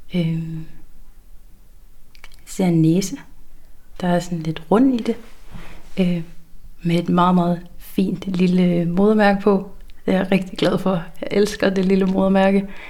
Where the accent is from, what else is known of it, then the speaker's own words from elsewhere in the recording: Langeland, Southern Denmark, Denmark; accent: South Funen; moved away as an adult; also born or lived in Svendborg; now in Aarhus, Denmark; jeg er oprindeligt fra Langeland, men er flyttet til Aarhus her for to og et år siden